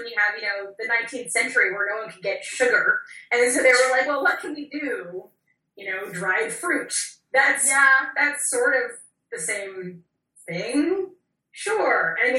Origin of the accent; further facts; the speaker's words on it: United States; as an American